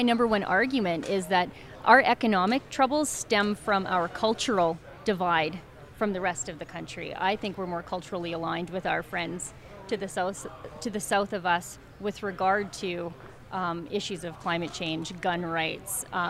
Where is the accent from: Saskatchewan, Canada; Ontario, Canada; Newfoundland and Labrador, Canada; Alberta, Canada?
Alberta, Canada; as a Canadian